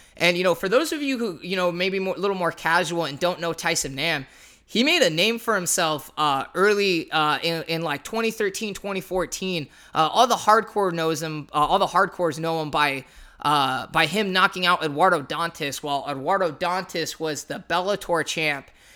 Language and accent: English; San Jose, California, United States; the San Jose area, uh, since that's where I grew up